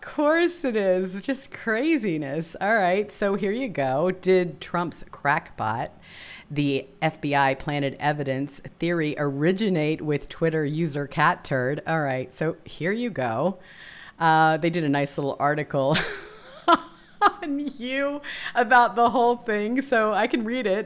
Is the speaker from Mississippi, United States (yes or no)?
yes; Mississippi, United States; I was born and raised in Mississippi